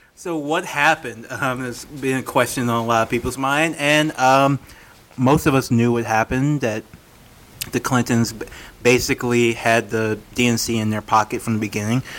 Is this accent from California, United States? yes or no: no; Louisiana, United States; I'm from Louisiana